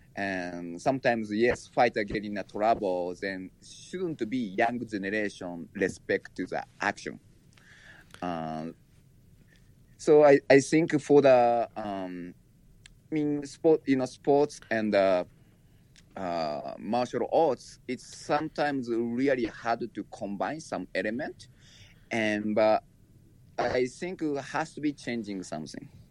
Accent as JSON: {"language": "English", "country": "Japan", "tie": "born or raised there", "moved": "yes", "said": "I was born in Japan and raised there"}